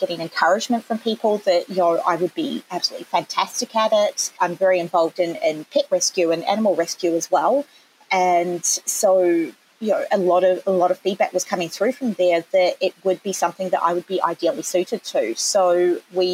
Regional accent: New Zealand; accent: Kiwi; moved away as an adult; now in Australia; back in New Zealand before I moved over here, because I'm a Kiwi, which has probably come through already at some point in my accent.

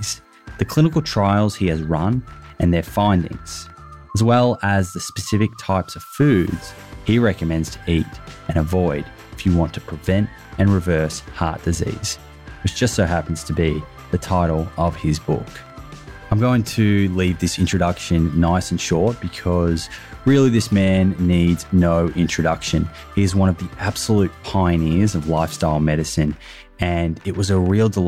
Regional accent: Melbourne, Victoria, Australia; accent: Australian; now in Sydney, Australia; as you may have already picked up from my accent, I am Australian. I currently live in Sydney, but I was born in Melbourne.

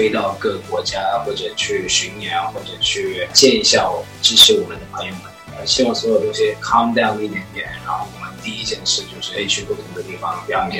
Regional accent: China; 我们是华人，我们是亚洲人，我们是中国人

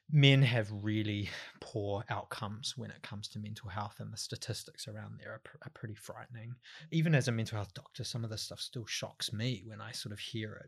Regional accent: Waiuku, Auckland, New Zealand; moved away; I'm from the North Island, a couple of hours out of Auckland

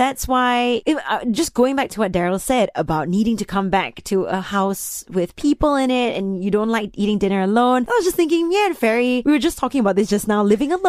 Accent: Malaysia; I'm this person from Malaysia

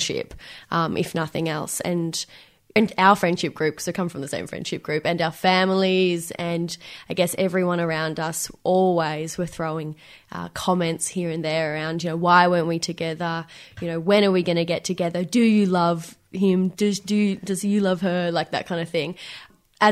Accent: Benalla, Victoria, Australia; moved away as an adult; now in Melbourne, Australia; And we moved to this tiny country town called Benalla.

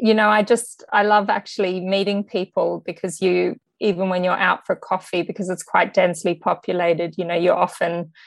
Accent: Sydney, New South Wales, Australia; moved away as an adult; also born or lived in New York / London; I grew up on the North Shore in Sydney

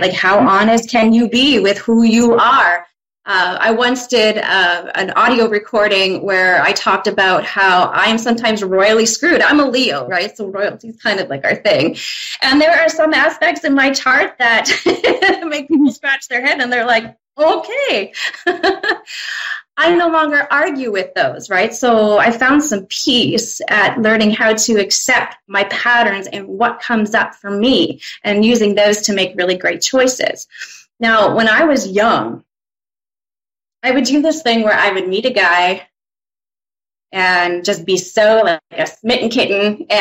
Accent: Saskatchewan, Canada; now in Medicine Hat, Canada; So I'm from Medicine Hat. I've been here for about half my life. Grew up not too far away in a small town, Saskatchewan.

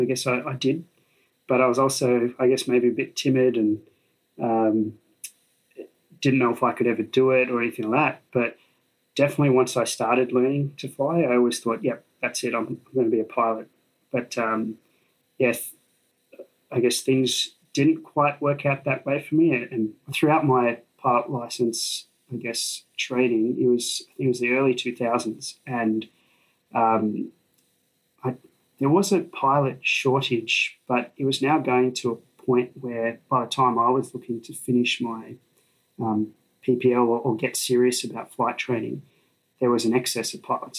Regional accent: Sydney, New South Wales, Australia; I grew up in Sydney, so I went to Sydney University.

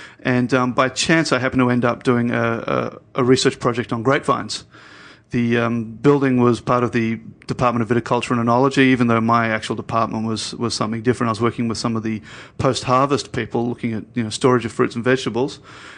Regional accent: Sydney, New South Wales, Australia; I grew up in Sydney.

